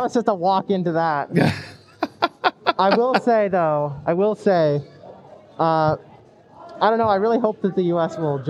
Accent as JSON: {"language": "English", "town": "Port Moody", "region": "British Columbia", "country": "Canada", "said": "Fort Moody specifically, but I say Vancouver to be nice."}